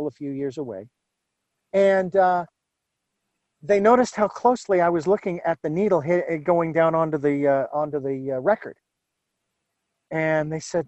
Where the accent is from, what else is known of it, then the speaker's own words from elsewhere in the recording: Phoenix, Arizona, United States; I was born and raised in Phoenix